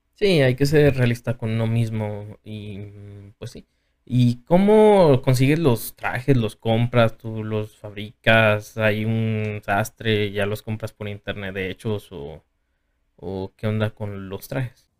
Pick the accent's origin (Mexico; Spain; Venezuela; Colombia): Mexico; Tepic, Nayarit; yo también soy de Tepic